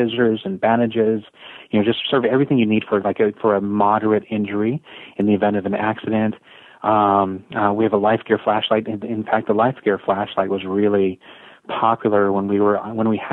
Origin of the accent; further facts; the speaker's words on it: San Jose, California, United States; I grew up in San Jose, California